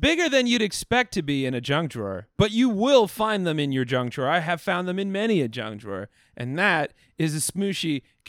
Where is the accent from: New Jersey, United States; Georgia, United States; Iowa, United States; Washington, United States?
Iowa, United States; I'm from Iowa.